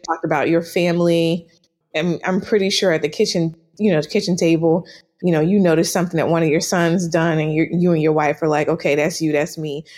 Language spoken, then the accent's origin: English; New Orleans, Louisiana, United States; moved away as an adult; also born or lived in Washington, D.C. / Atlanta / Nashville / New York; I am born and raised in was born and raised in New Orleans, Louisiana